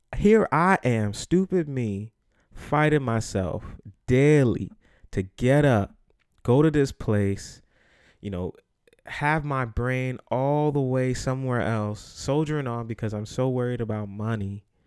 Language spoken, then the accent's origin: English; New York City, New York, United States; the Bronx, New York, where I'm from